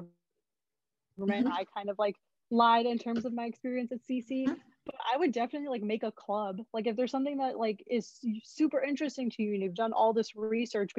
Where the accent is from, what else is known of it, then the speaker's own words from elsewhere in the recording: Southern California, United States; moved away as an adult; now in Berkeley, United States; I grew up and lived in SoCal all my life